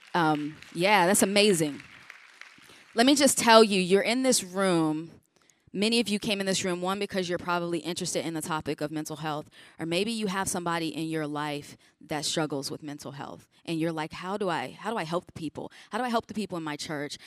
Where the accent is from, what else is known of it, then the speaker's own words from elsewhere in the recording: Chicago, Illinois, United States; I grew up in Chicago